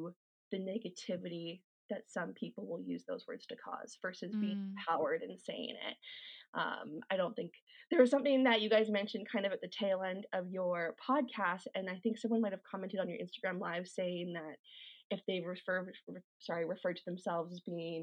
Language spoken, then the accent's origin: English; Calgary, Alberta, Canada; I was born and raised in Calgary. I've never lived anywhere else